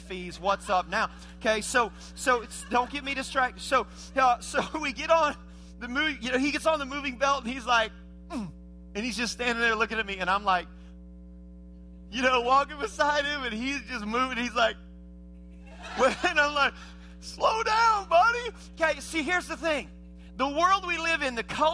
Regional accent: Indiana, United States; I was born and raised in Indiana

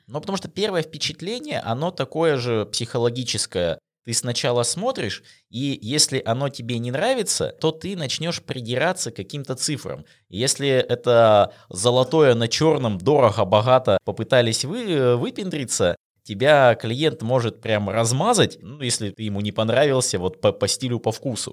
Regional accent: Russia; наша диджитал-индустрия в России

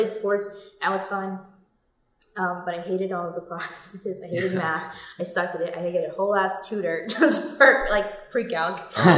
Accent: New Jersey, United States; So we moved from New Jersey

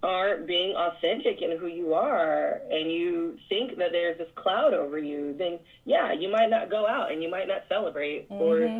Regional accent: Northern California, United States; moved away; I'm from California. I'm from Northern California.

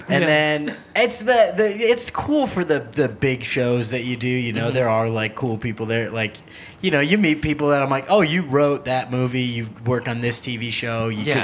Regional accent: Minnesota, United States; also born or lived in Chicago; now in Los Angeles, United States; I grew up in Minnesota

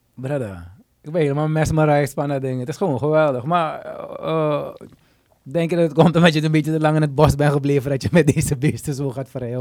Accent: Suriname; we als Surinamers

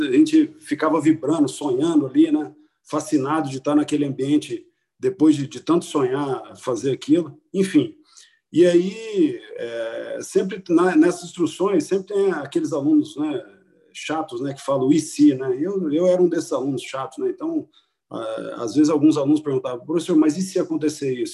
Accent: interior of Paraná, Brazil; moved away; also born or lived in Maringá; Eu vim do interior do Paraná, é, morei grande parte da minha infância em cidades muito pequenas, depois fui para cidades, é, uma cidade média, que é Maringá

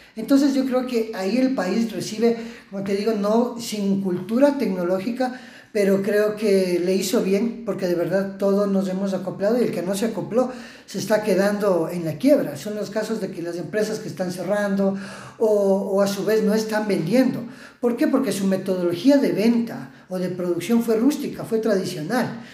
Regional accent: Ecuador; tenemos esa chispa ecuatoriana

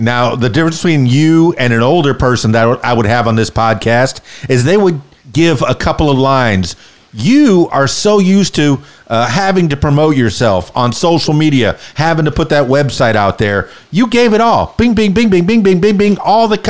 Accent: Miami, Florida, United States; now in Central Arkansas, United States; I was born and raised in Miami, South Florida, the Florida Keys.

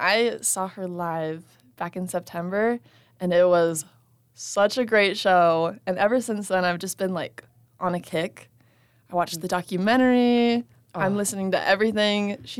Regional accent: Las Vegas, Nevada, United States; You know, I'm from Vegas

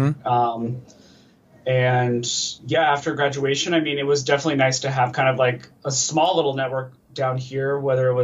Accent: Colorado, United States; moved away as an adult; also born or lived in Denver, Colorado / California; now in Los Angeles, United States; Originally, I am from Denver, Colorado. At least that's where I was born. My family kind of moved out to the suburbs in like middle school. And then at the beginning of high school, they moved a little bit further to like the countryside in Colorado. I spent most of my teenage years kind of like in the countryside in Colorado

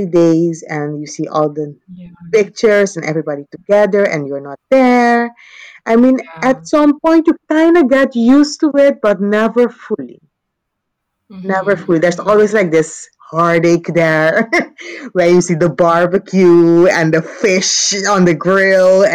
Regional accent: Curaçao; accent: Caribbean; moved away as an adult; also born or lived in Utrecht, Netherlands; now in Birmingham, United Kingdom; I moved from Curaçao when I was 18

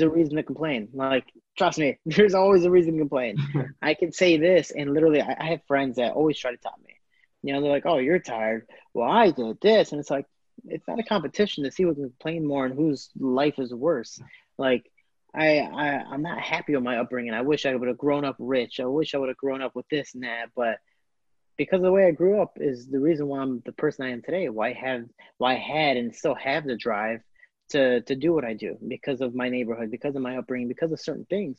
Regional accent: Chicago, Illinois, United States; also born or lived in Florida; I am from Chicago, Illinois

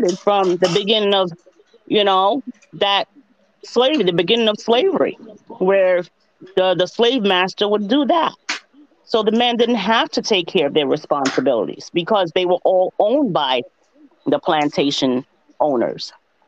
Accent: Jamaica; because we're strong Jamaican women, and that's all you've seen.

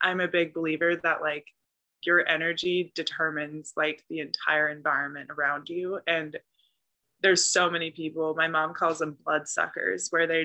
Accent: the Bay Area, California, United States; I'm from the Bay

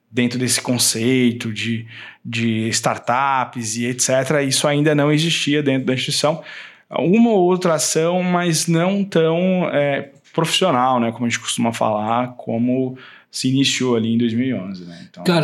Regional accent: Rio Grande do Sul, Brazil; born there; now in Mato Grosso do Sul, Brazil; Pois é, eu sou nascido no Rio Grande do Sul, né? Mas há muitos anos eu moro aqui no estado, né?

